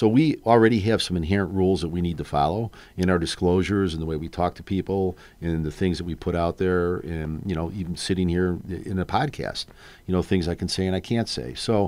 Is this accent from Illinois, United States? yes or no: yes; Chicago, Illinois, United States; I grew up on the North Side, yeah.